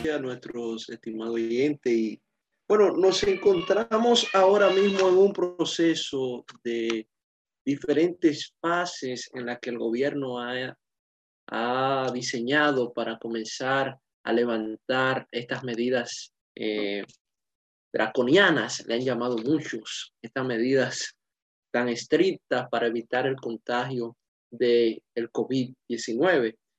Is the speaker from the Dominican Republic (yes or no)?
yes; Dominican Republic; como dominicanos